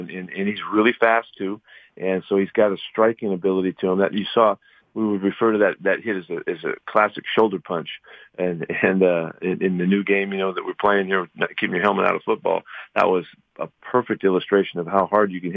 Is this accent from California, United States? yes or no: yes; Bay Area, California, United States; I grew up watching him in the Bay Area